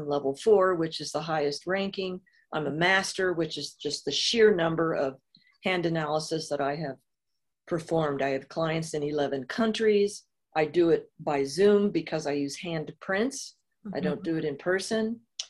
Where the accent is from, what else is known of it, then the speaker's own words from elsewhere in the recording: Illinois, United States; also born or lived in Southern California / Missouri / New York; So I am from originally Southern Illinois, small town, but spent half of my life in Southern California. I've lived in Missouri, New York